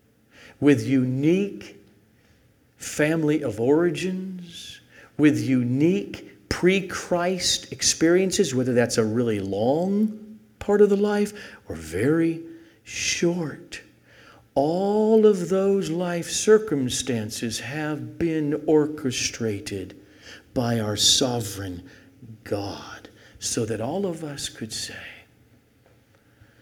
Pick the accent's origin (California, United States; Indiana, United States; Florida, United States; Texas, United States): California, United States; El Segundo; raised in El Segundo, California, in a Roman Catholic family